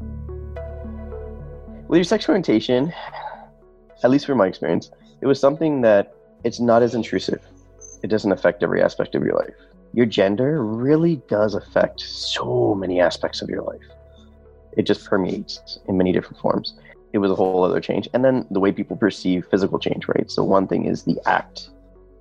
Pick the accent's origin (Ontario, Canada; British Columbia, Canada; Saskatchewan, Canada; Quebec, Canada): Ontario, Canada; Toronto; I'm from Rexdale. That's the name of the area